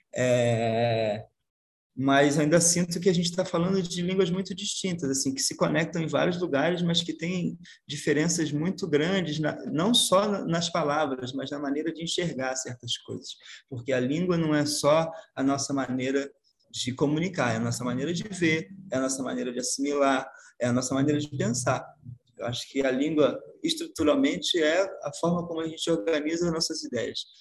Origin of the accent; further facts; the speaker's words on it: Brazil; accent: Brazilian; a gente aqui, a gente tem um sotaque que já virou outra coisa